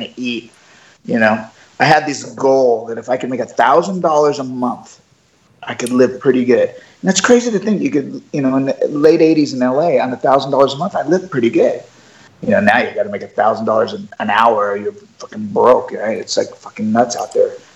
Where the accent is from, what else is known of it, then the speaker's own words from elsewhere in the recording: Oceanside, California, United States; I was just a surfer kid from Oceanside, California